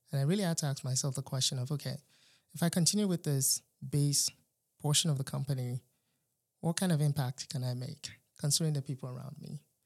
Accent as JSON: {"language": "English", "country": "Nigeria", "tie": "born or raised there", "moved": "as an adult", "lives_now": "North Carolina, United States", "said": "I was born in Nigeria, uh, pretty much raised till after high school. And then came to the United States for college"}